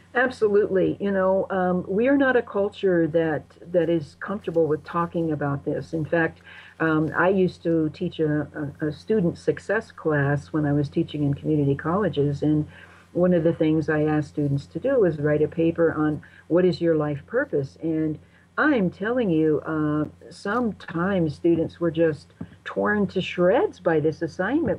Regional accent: United States

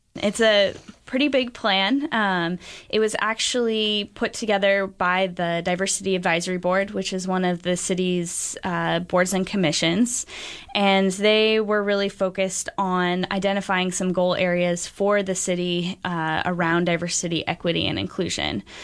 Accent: Beaverton, Oregon, United States; I grew up in Beaverton, and it's, uh, it's become increasingly diverse since even I was a kid there.

